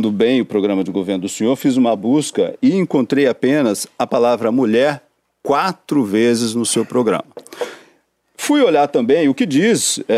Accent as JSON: {"language": "Portuguese", "region": "Paraná", "country": "Brazil", "said": "porque eu conheço bem e eu sou paranaense."}